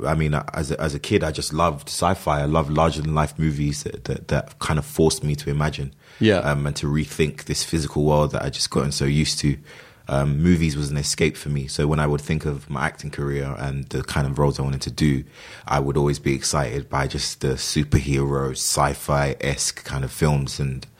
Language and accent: English; London, United Kingdom; No, I mean, I was born and raised in London.